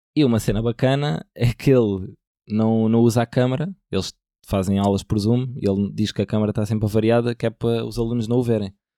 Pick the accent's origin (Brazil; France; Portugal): Portugal; sou português